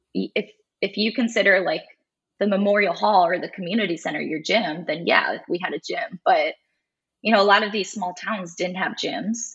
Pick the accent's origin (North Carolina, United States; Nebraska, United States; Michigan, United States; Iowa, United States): Iowa, United States; Farley; Dubuque is about 20 minutes away from my hometown